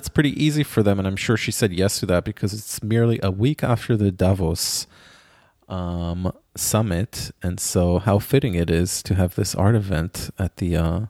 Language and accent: English; Israel; Like, believe you me, I grew up in Israel. I do not ski.